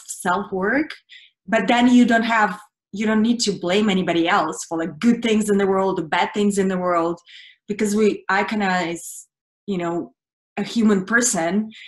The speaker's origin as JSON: {"language": "English", "country": "Russia", "tie": "born or raised there", "second_language": "English", "moved": "yes", "lives_now": "United States", "said": "I grew up in Russia, and I finished now in Hollywood"}